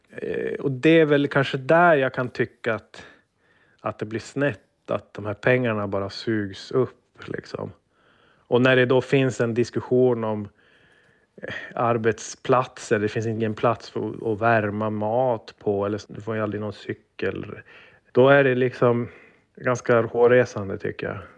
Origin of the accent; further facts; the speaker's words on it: Sweden; jag var svensk